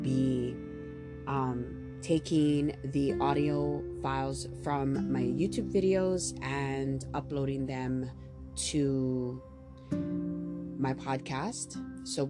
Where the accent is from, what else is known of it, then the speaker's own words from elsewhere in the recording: Maui, Hawaii, United States; I'm born and raised on Maui, and I am a true and true Hawaii local girl